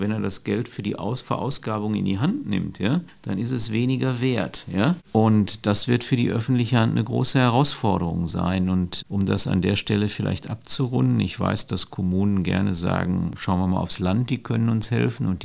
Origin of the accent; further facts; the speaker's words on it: North Rhine-Westphalia, Germany; aber ich komme ja ursprünglich aus Nordrhein-Westfalen.